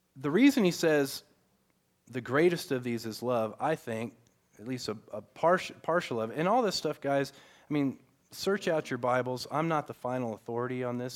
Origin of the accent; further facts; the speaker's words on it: the South, United States; I grew up in the South